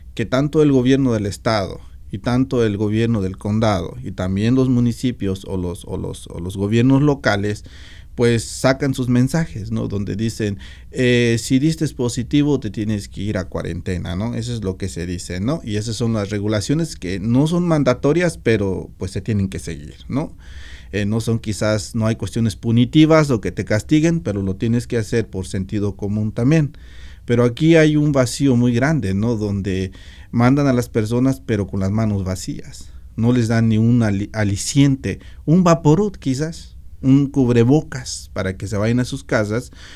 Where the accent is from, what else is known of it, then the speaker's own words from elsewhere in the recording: Meseta Purépecha, Michoacán, Mexico; now in Washington, United States; Yo, por ejemplo, soy de la meseta purépecha